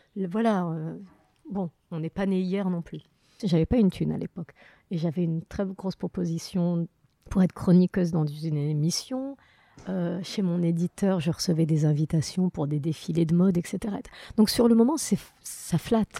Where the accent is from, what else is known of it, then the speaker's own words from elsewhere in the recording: Morocco; now in France; enfance, moi, avec que des bons souvenirs euh, du Maroc